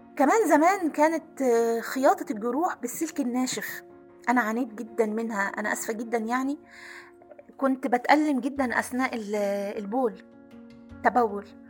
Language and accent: Arabic; Aswan, Aswan Governorate, Egypt; انا كنا ساكنين في قلب مدينة أسوان